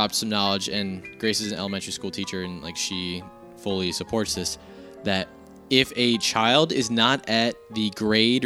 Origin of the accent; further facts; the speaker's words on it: New Jersey, United States; I grew up in Jersey